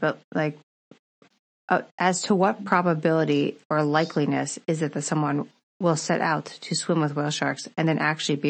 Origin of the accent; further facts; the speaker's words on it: United States; for me from the States.